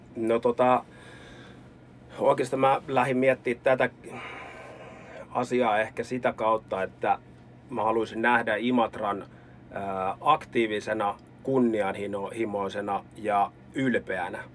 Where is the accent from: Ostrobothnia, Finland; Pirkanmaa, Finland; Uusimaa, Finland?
Uusimaa, Finland; Helsinki capital region; now in Lappeenranta, Finland; mun puheessa tulee mä ja sä ja mie ja sieni, niin johtuu siitä, että mä oon pääkaupunkiseudulta kotoisin